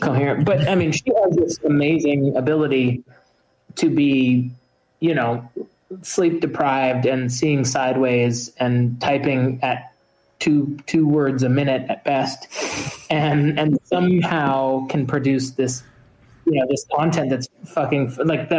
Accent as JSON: {"language": "English", "country": "United States", "said": "being at Dakar as an American that year, um, being the only Americans there as journalists."}